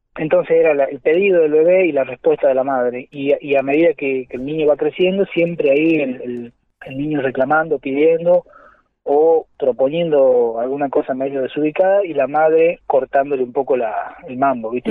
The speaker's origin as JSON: {"language": "Spanish", "region": "Jujuy", "country": "Argentina", "tie": "born or raised there", "said": "yo soy de Jujuy"}